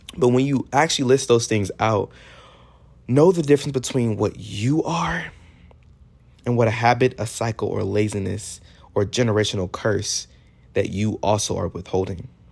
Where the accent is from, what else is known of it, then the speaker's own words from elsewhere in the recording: Texas, United States; I'm from Texas